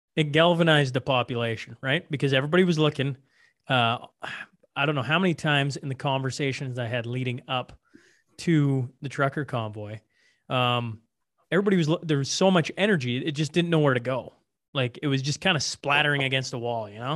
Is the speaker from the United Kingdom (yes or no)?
no; Alberta, Canada; they knew I was from Alberta